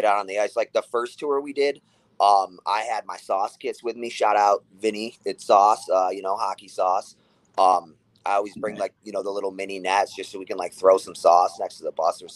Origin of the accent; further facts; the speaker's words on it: Rochester, New York, United States; I was born and raised in Rochester